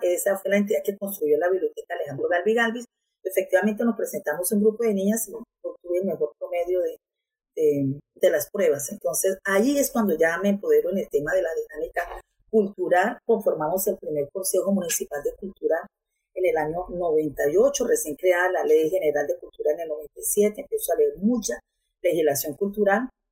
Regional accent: Barrancabermeja, Santander, Colombia; Soy nativa de este territorio, hija de, de Pablo José, que vino de Garzón Huila en el año 67, de Aura Rosa Taborda, que vino de Viterbo Rizaralda, se conocieron acá, se casaron, se enamoraron tuvieron cuatro hijos todos nacidos aquí en Barranca Bermeja

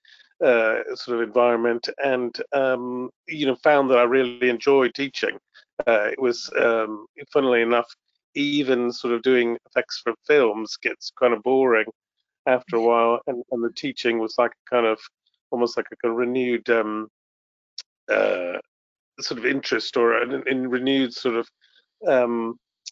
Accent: New York, United States; moved away as an adult; also born or lived in California; now in United Kingdom; I'm from the States. I'm from New York originally. I've been in this country for 25 years

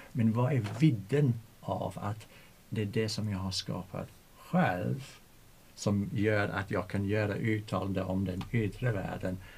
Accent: England, United Kingdom; Swedish is a second language; moved away as an adult; now in Sweden; jag undervisar spanska i en svensk skola men jag är engelsman

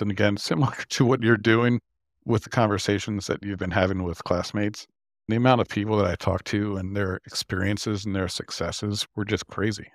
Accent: York, Pennsylvania, United States; moved away as an adult; B A Systems i-, is in my hometown of York, Pennsylvania.

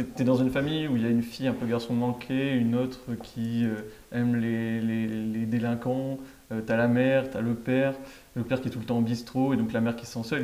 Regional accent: France; on est français

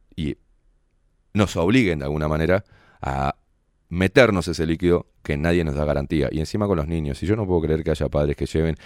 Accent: Uruguay; como buenos uruguayos

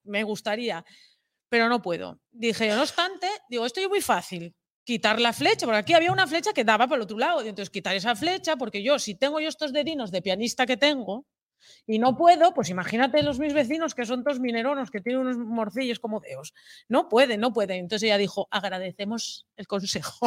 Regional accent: eastern Asturias, Spain; como hostelera que fui del oriente de Asturias

